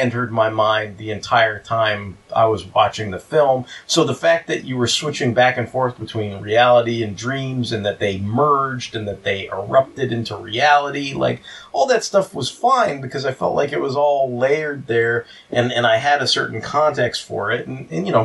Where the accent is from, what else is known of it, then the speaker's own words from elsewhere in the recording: United States; I'm an American